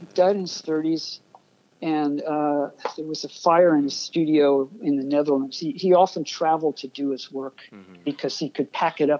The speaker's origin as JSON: {"language": "English", "area": "Nassau County", "region": "New York", "country": "United States", "tie": "born or raised there", "also_born_or_lived": "Brooklyn, New York / Manhattan, New York", "said": "I was born in Brooklyn. I lived there 3 years. Okay. My folks moved out to Nassau County, maybe 25 miles away from Manhattan. But, you know, I moved back into Pratt when I was 19 and kind of never left, never really went back home again after that."}